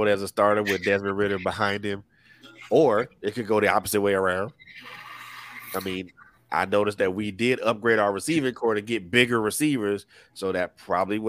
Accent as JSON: {"language": "English", "town": "Atlanta", "region": "Georgia", "country": "United States", "said": "I'm from Atlanta"}